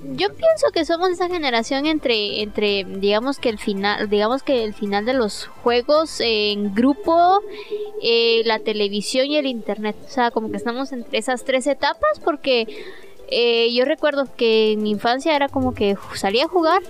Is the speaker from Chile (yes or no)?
no; Guatemala; nosotros vivimos en, somos de Guatemala